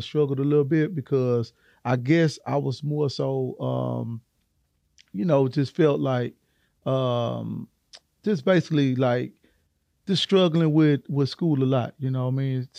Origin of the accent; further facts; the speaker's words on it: Houston, Texas, United States; I grew up on the south side of Hiram Clark